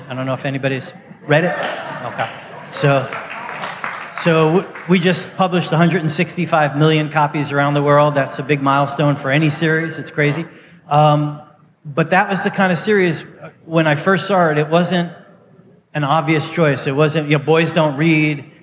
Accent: New York City, New York, United States; I grew up in Brooklyn. In um, New York City

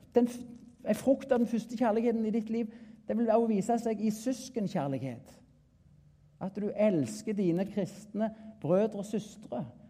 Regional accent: Klepp, Rogaland, Norway; Jeg er en bonde ifra Jæren, nærmere bestemt Klepp

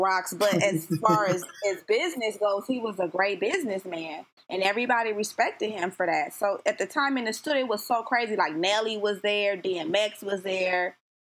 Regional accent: Compton, California, United States; also born or lived in Long Beach / Los Angeles; now in San Fernando Valley, United States; I'm originally from Compton, California. I grew up, like, all through Southern California, Long Beach, Los Angeles.

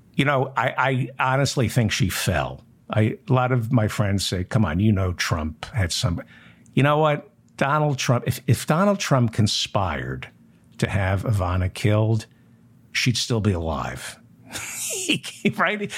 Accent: New Jersey, United States; I grew up in New Jersey

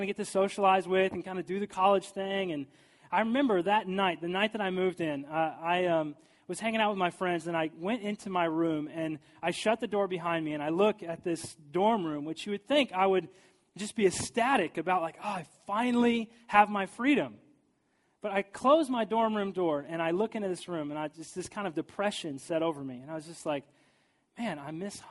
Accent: St. Joseph, Missouri, United States; now in St. Louis, United States; I moved from St. Joseph, Missouri to here to St. Louis

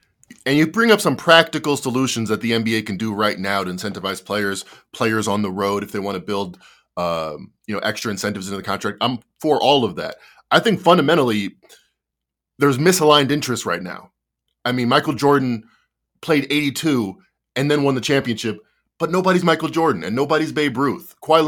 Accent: Australia; now in Indiana, United States; I'm Australian, but for some reason I live in Indiana.

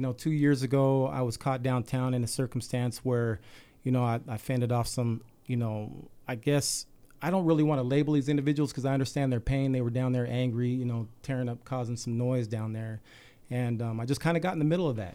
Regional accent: Salt Lake City, Utah, United States; I grew up any typical kid in Salt Lake

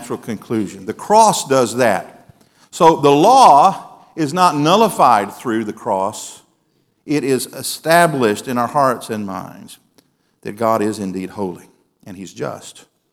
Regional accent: Mississippi, United States; moved away; Back in my home state

